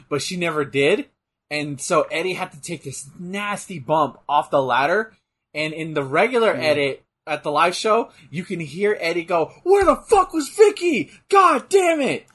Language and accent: English; United States; I'm an American